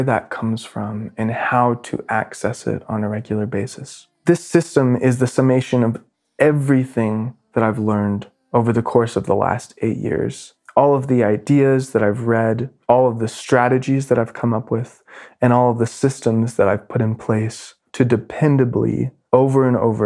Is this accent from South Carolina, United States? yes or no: no; North Carolina, United States; moved away as an adult; my hometown in North Carolina